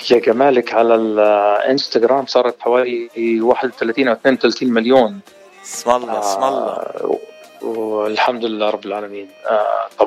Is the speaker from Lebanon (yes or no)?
yes; Beirut, Beirut Governorate, Lebanon; now in Jordan; صارت الحرب آه ببيروت 70 الله لا يعيد الايام هذيك آه هربنا على الاردن ولهجتي تاردنت